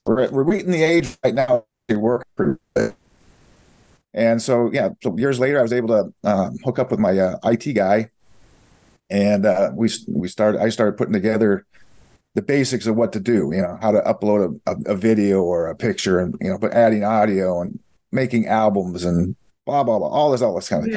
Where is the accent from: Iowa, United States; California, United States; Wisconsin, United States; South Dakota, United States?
Iowa, United States; moved away; We're originally from Iowa, Midwest